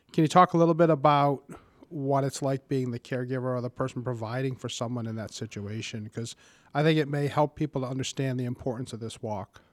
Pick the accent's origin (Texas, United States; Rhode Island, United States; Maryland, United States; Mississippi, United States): Rhode Island, United States; Warwick; I grew up in Warwick and have been a homeowner for over 30 years in our lovely city